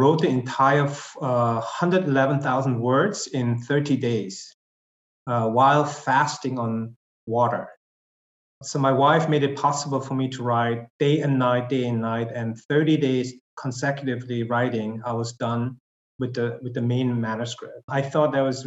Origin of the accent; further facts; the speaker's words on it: Germany; English is a second language; also born or lived in Korea; now in South Korea; I was born and raised in Germany, but I am a bicultural kid